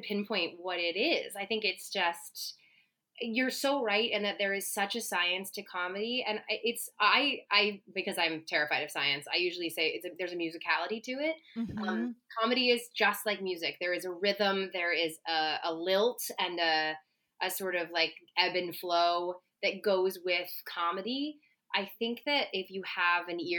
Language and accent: English; Cincinnati, Ohio, United States; I grew up in Cincinnati, Ohio